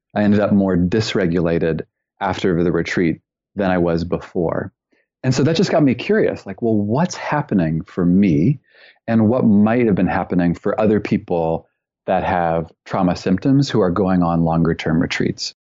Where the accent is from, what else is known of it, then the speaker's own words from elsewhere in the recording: Canada; also born or lived in British Columbia; I'm originally from Canada.